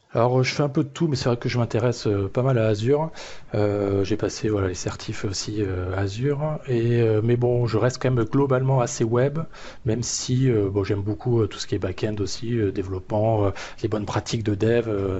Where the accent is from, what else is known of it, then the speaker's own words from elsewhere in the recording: Toulouse area, Occitania, France; moved away; maintenant sur la région toulousaine, retour aux sources.